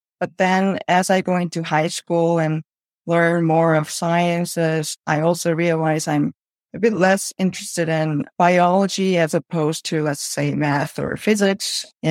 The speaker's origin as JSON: {"language": "English", "country": "South Korea", "tie": "born or raised there", "moved": "yes", "lives_now": "Chicago, United States", "said": "So I'm originally from Korea."}